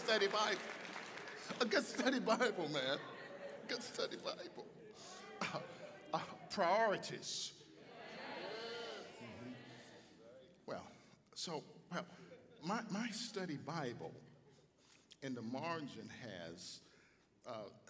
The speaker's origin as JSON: {"language": "English", "town": "Chicago", "region": "Illinois", "country": "United States", "tie": "born or raised there", "said": "I'm from Chicago. I grew up on the south side of Chicago."}